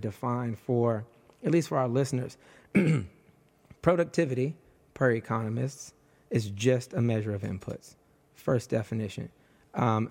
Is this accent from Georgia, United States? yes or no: no; Detroit, Michigan, United States; moved away; I'm just this little poor black kid, poor queer black kid from, I'm from Detroit originally